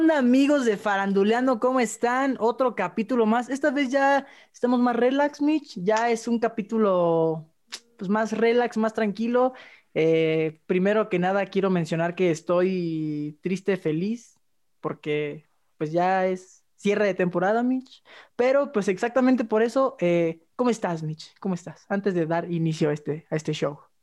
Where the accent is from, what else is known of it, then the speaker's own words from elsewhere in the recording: Mexico; Soy mexicano